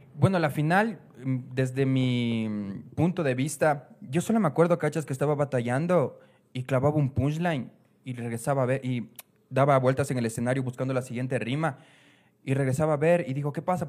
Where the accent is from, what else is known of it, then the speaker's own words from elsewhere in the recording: Ecuador; como ecuatoriano